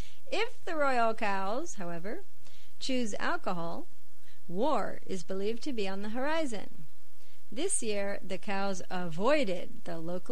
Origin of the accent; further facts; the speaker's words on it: Ohio, United States; moved away as an adult; now in Okayama, Japan; I am from Ohio, and I grew up next to cows.